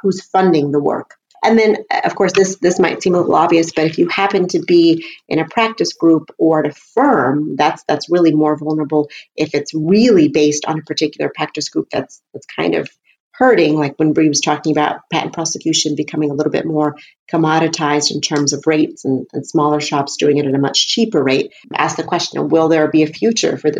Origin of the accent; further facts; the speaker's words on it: Houston, Texas, United States; my hometown as an example, Houston